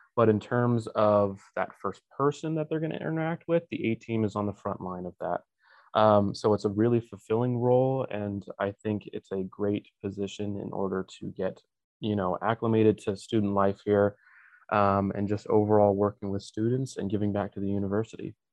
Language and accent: English; Draper, Utah, United States; I am from Draper, Utah